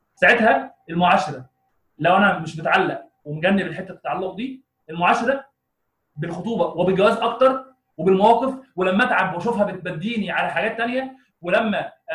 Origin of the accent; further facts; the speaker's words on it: Egypt; عندنا في مصر